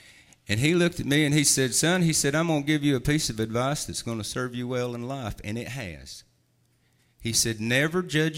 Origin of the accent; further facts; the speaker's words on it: North Carolina, United States; I'm from the South. Some of you might not have been able to tell now. My family's from the Southern Appalachian Mountains up here in North Carolina.